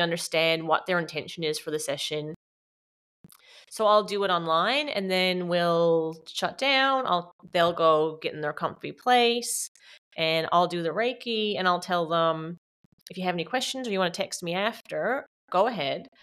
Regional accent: Canada; moved away as an adult; also born or lived in Newfoundland, Canada; now in Australia; I'm Canadian, so I was living in Newfoundland, Canada, and came back home

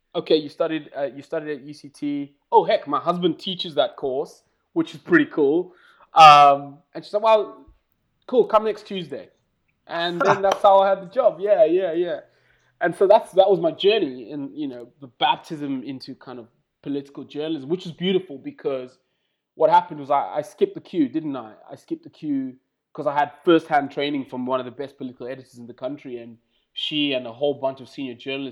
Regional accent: Bulawayo, Zimbabwe; moved away as an adult; also born or lived in South Africa; So I was actually born and bred in Zimbabwe, in Bulawayo

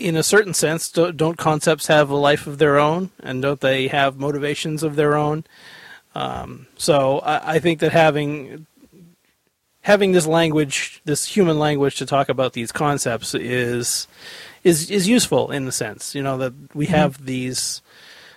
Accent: New England, United States; I grew up in New England

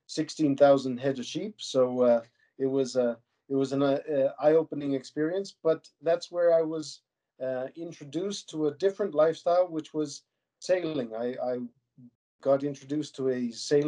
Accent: Cheadle, Alberta, Canada; also born or lived in Calgary; Born and raised in Calgary, but at age 5 we moved out to Wheatland County, just outside of Cheadle, onto a mixed production

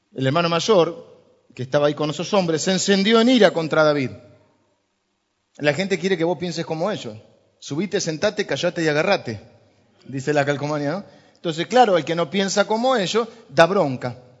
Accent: Argentina; somos los argentinos

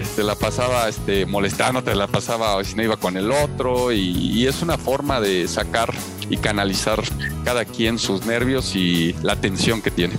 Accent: Mexico; como buenos mexicanos

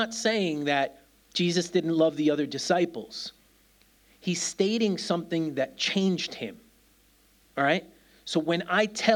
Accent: New York City, New York, United States; now in Birmingham, United Kingdom; I'm a kid from New York City

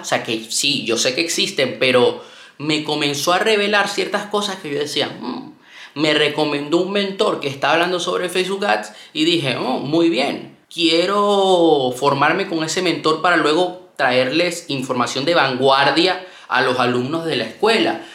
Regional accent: Venezuela; moved away; also born or lived in Panama; yo soy de Venezuela, nací en Venezuela y vivía en Panamá durante mucho tiempo

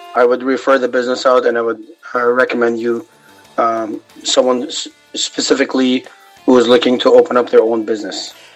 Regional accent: Kuwait; now in Los Angeles, United States; I am from Kuwait, my parents are Lebanese Armenian

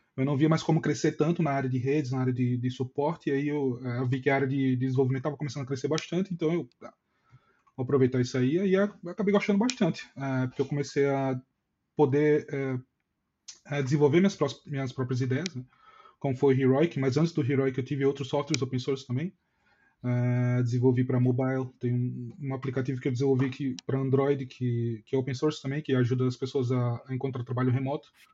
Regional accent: Maceió, Alagoas, Brazil; eu sou de Maceió

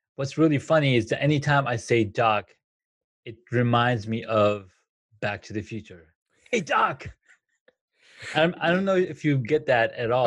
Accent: California, United States; moved away as an adult; also born or lived in Colorado / Washington, D.C.; I grew up in California. I worked there for like for the longest time, and then I moved to Colorado. Then I moved to the D, to DC

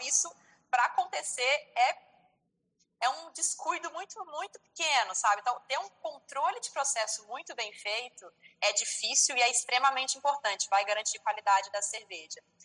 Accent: Viçosa, Minas Gerais, Brazil; now in Ribeirão Preto, Brazil; eu sou mineira, sou de Viçosa, Minas Gerais, mas moro atualmente aqui em Ribeirão Preto, que fica no estado de São Paulo

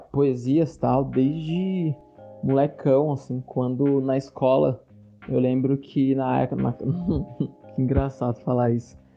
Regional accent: São Paulo, Brazil; Como eu sou aqui do, do interior de São Paulo, tive acesso à internet depois de muito tempo, não tive vivência de colar em batalha em São Paulo, nada disso.

